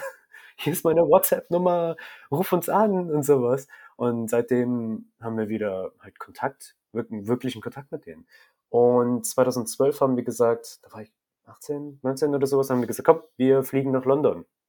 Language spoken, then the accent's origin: German; Germany; Ich bin auch hier in dem Krankenhaus geboren. Also technisch gesehen kannst du sagen, ich bin durch und durch deutsch